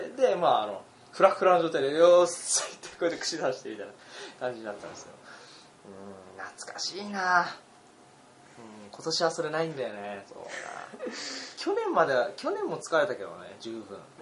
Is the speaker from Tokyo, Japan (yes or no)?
no; Utsunomiya, Tochigi, Japan; 宇都宮市民